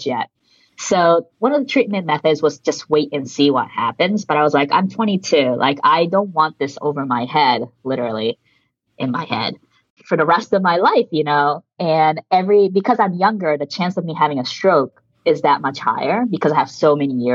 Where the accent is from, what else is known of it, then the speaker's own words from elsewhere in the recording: suburbs of Washington, D.C., District of Columbia, United States; first language Japanese; English is a second language; moved away as an adult; now in New York City, United States; I grew up in the suburbs of DC.